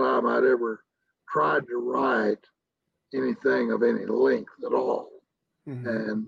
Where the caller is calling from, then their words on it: San Angelo, Texas, United States; San Angelo, Texas.